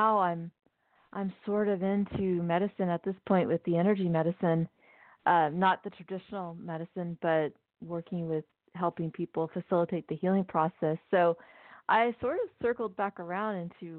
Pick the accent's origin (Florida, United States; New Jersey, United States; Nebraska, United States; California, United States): California, United States; Pasadena; also born or lived in Newbury Park, California / San Luis Obispo, California; I grew up in near Los Angeles, California, both in Pasadena and then Newbury Park, California